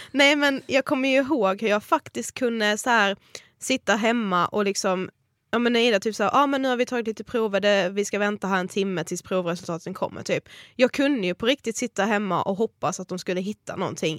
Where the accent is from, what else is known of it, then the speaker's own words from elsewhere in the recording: Karlshamn, Blekinge, Sweden; moved away as an adult; now in Stockholm, Sweden; vi kommer ju från Karlshamn, Blekinge